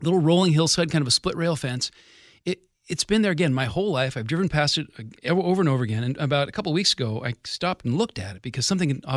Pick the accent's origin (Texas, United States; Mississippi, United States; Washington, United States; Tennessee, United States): Washington, United States; Kirkland; I grew up in Kirkland, grew up on Rose Hill between Kirkland and Redmond.